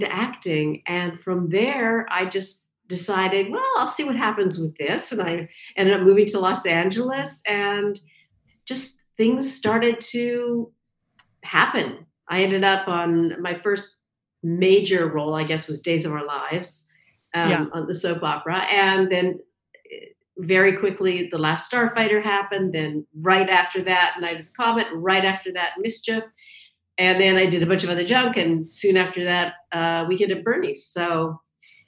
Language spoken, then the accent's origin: English; Canada; moved away as an adult; also born or lived in London, England; I'm from Canada originally.